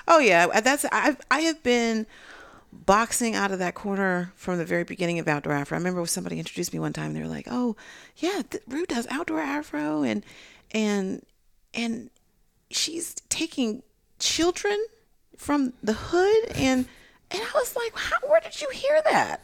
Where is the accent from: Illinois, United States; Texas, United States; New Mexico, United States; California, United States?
California, United States; I'm from California